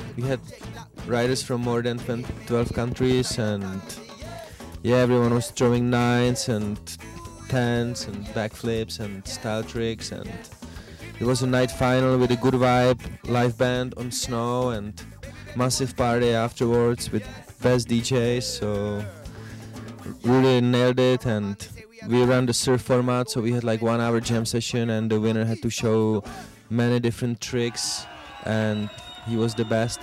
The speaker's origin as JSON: {"language": "English", "country": "Czechia", "said": "I'm pro snowboarder from Czech Republic"}